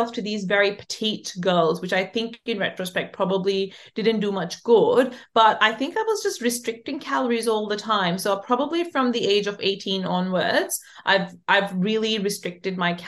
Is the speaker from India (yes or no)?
no; Pakistan; I'm from Pakistan